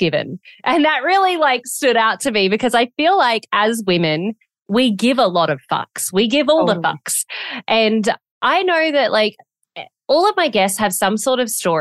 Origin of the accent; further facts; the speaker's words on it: Gold Coast, Queensland, Australia; I'm from the Gold Coast in Australia